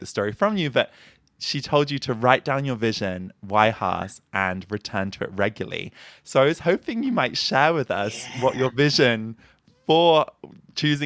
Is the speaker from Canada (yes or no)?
no; United Kingdom; now in United States; being a Brit